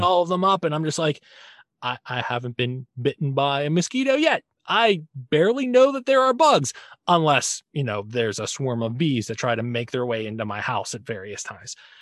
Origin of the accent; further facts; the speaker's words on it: United States; as an American male that was born in the seventies